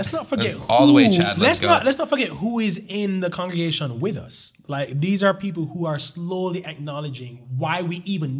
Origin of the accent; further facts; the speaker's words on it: Jamaica; now in Miami, United States; I'm 29 years old. I moved here from Jamaica.